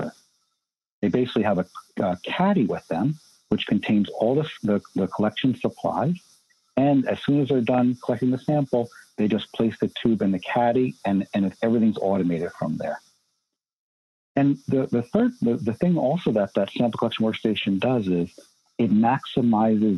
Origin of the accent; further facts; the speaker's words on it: New York, United States; growing up in New York